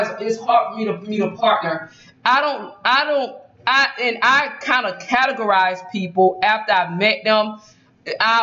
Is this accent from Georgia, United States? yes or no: yes; Georgia, United States; I'm from Georgia